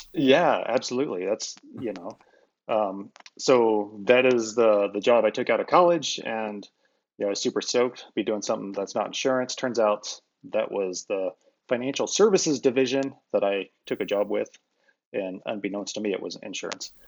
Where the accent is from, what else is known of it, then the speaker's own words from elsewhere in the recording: Iowa, United States; I grew up, born and raised in Iowa